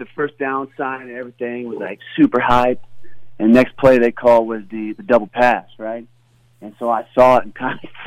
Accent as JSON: {"language": "English", "town": "Austin", "region": "Texas", "country": "United States", "said": "I'm from Lake Travis"}